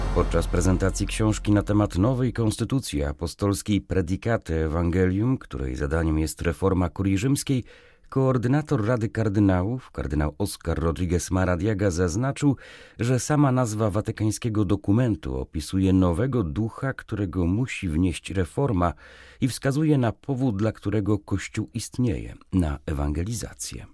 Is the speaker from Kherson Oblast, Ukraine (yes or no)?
no; Donetsk, Donetsk Oblast, Ukraine; moved away as an adult; also born or lived in Kraków; Ta wojna, która zaczęła się jeszcze w 14 roku, zabrała moją małą ojczyznę